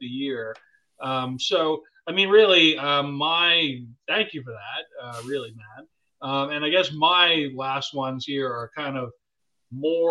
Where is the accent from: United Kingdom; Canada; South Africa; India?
Canada; I'm Canadian